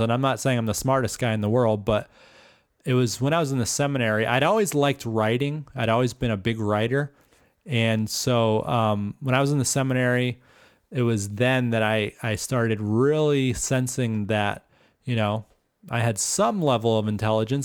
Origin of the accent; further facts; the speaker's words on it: Stoneham, Massachusetts, United States; spent my first, um, well, basically my whole formative years in Massachusetts.